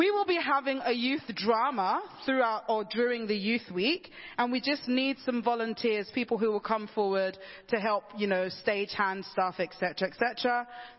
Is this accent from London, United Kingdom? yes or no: yes; London, United Kingdom; I'm a Londoner.